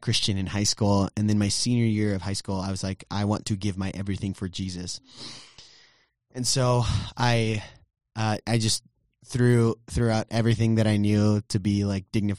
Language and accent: English; Brownsville, Texas, United States; also born or lived in Southern California / Farmers Branch, Texas; my birthplace or hometown, if you will, is Brownsville, Texas. So I'm a Texan through and through